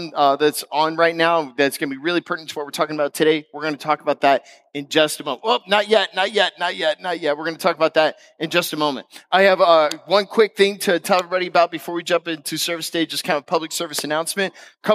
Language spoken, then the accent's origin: English; Florida, United States; also born or lived in West Coast; I'm from West Coast. I'm from Florida.